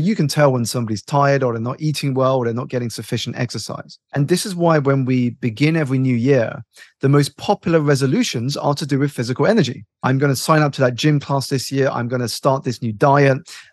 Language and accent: English; United Kingdom; I was born here in the United Kingdom to immigrant parents